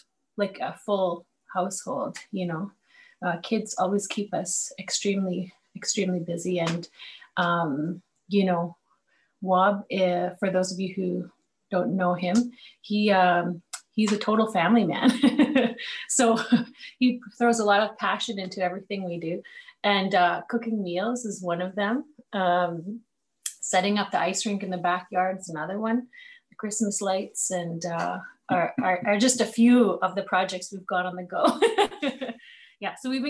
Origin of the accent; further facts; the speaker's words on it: Manitoba, Canada; I've been born and raised in Manitoba